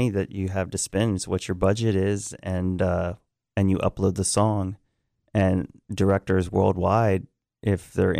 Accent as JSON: {"language": "English", "town": "Richmond", "region": "Virginia", "country": "United States", "tie": "born or raised there", "said": "Richmond, Virginia is our hometown"}